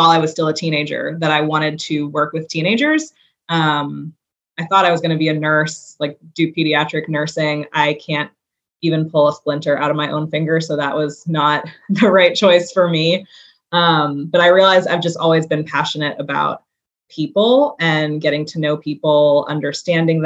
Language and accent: English; New York City, New York, United States; now in Chattanooga, United States; I grew up in New York City.